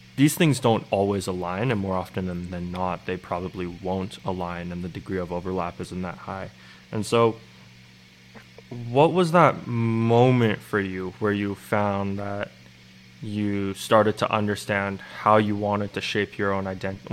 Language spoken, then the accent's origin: English; Vancouver, British Columbia, Canada; also born or lived in Montreal; I spent a couple of years in Montreal, but I really spent most of my time growing up in Vancouver